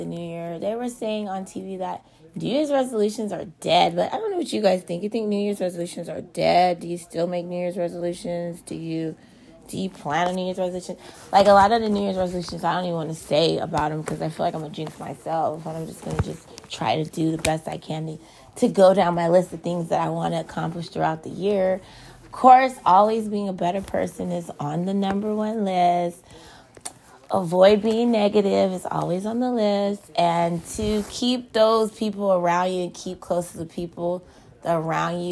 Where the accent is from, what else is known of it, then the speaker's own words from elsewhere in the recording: the Bay Area, California, United States; I'm from the Bay and I support all my Bay Area teams